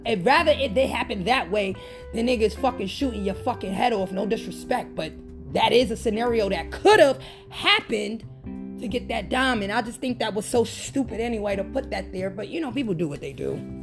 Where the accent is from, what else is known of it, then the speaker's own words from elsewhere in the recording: New York, United States; I'm from New York